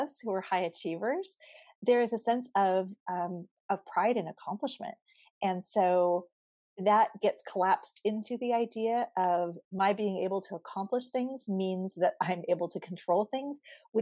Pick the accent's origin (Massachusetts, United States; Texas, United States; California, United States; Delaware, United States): California, United States; Southern; I've grown up in Southern California. I live in Southern California. I'm a native